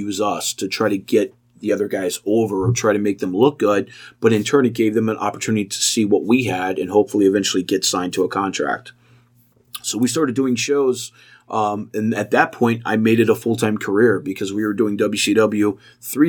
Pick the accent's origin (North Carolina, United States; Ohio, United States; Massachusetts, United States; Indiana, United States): Ohio, United States; Cincinnati; my hometown